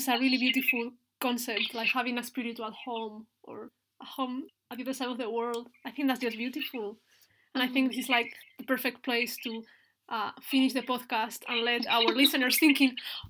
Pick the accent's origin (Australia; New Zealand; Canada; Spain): Spain; English is a second language; moved away as an adult; I'm from Spain. I was born there. I can't change that. But then I've also felt at home in such different places, like in the Highlands.